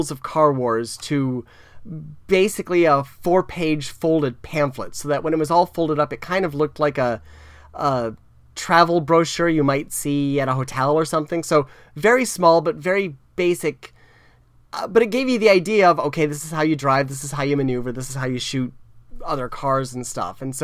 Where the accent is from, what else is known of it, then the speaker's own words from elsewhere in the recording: South Florida, United States; I grew up in South Florida, which was pretty open-minded as far as that sort of thing.